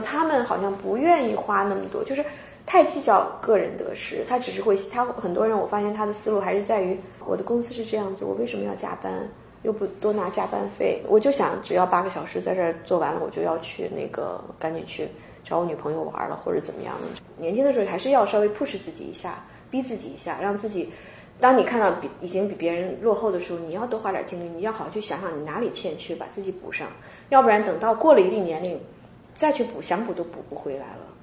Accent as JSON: {"language": "Chinese", "country": "China", "moved": "yes", "lives_now": "Seattle, United States", "said": "我们本身就国内来的"}